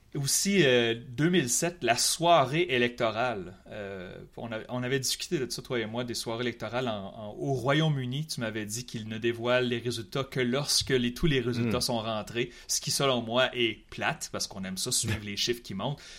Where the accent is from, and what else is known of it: Quebec City, Quebec, Canada; born or raised there